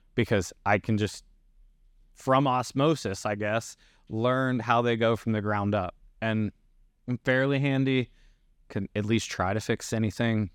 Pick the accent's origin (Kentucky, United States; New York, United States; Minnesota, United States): Kentucky, United States; moved away; I grew up in Kentucky